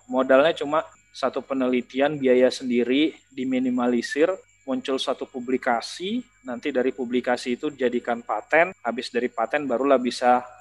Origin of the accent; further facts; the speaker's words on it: Medan, North Sumatra, Indonesia; Nanti sebagai anak Medan tau lah Medan keras le.